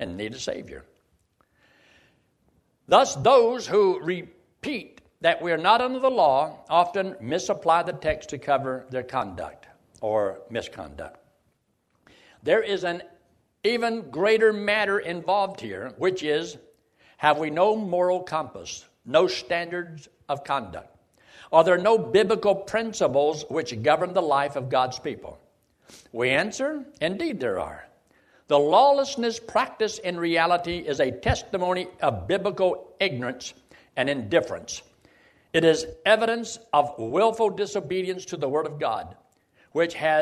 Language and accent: English; United States; I'm not Chinese. I was born in America.